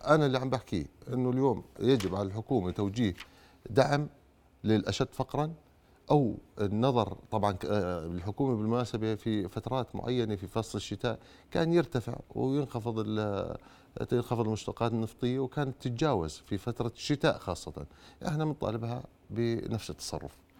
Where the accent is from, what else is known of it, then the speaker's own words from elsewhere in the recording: Jordan; احنا كشعب اردني